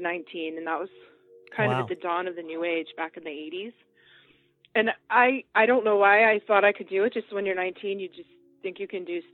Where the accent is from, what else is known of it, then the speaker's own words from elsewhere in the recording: outside of Boston, Massachusetts, United States; I grew up outside of Boston, where I live, in the 60s and 70s